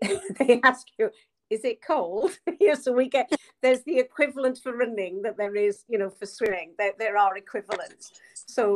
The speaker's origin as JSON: {"language": "English", "area": "Pen Llŷn", "region": "Wales", "country": "United Kingdom", "tie": "born or raised there", "said": "growing up on the Pentlean"}